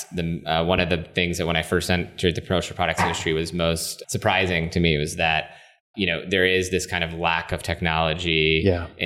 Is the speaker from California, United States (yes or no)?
no; West Virginia, United States; moved away as an adult; also born or lived in Boston / New York; now in Washington, D.C., United States; I, like I said, grew up in West Virginia, went to school in Boston